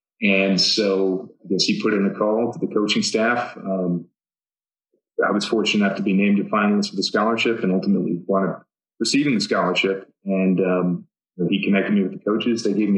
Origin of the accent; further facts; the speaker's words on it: Southeast, United States; growing up in the Southeast, Georgia Tech is a pretty obvious place to aspire to for engineering.